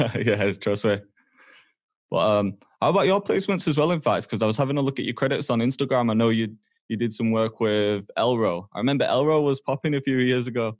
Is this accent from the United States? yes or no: no; Huddersfield, Yorkshire and the Humber, United Kingdom; moved away as an adult; also born or lived in Toronto, Canada; now in Manchester, United Kingdom; I grew up in Huddersfield